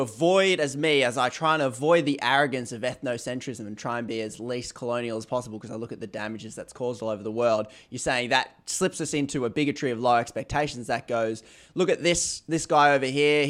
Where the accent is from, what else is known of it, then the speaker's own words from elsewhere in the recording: Australia; as an Australian, very different.